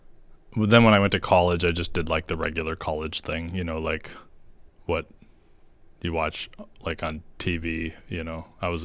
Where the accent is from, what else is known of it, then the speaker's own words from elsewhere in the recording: Carver, Minnesota, United States; also born or lived in Rochester / Iowa; And when I was two, we moved to Iowa. My dad worked for a seed company. And we lived in Mason City and then Des Moines for a little bit and then eventually moved to Carver, Minnesota.